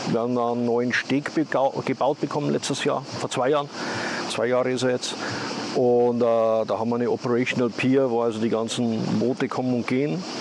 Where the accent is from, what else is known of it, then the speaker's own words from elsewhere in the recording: Austria; moved away; habe ich in zweieinhalb Stunden bin ich in Österreich und kann mich zumindest in meiner Muttersprache ausdrücken und, und denen sagen, was mir fehlt.